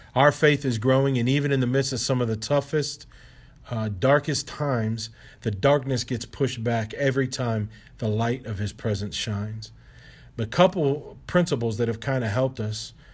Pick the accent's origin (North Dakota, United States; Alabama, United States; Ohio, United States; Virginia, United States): Ohio, United States; moved away as an adult; now in Baltimore, United States; the Lord brought K D the Boys and I to Baltimore from where we grew up in Ohio